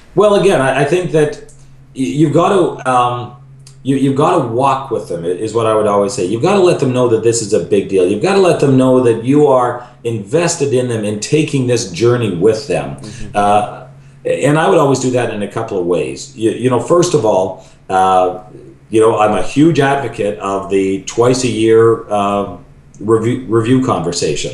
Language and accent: English; Vancouver, British Columbia, Canada; now in Chicago, United States; I'm a Vancouver boy